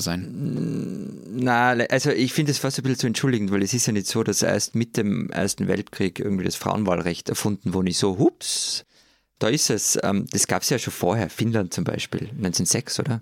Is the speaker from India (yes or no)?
no; Austria